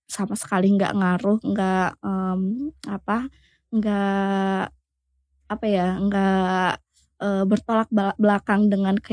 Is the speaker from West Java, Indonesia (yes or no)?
yes; Garut, West Java, Indonesia; now in Tangerang, Indonesia; apalagi kan saya aslinya kan nggak dari Tangerang